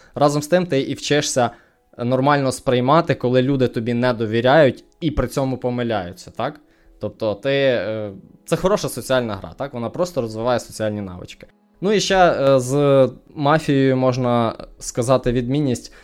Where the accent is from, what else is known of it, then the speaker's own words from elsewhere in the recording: Ukraine; moved away as an adult; now in Canada; я з України